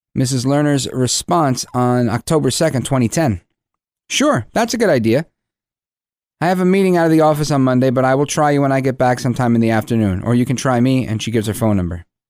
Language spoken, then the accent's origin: English; United States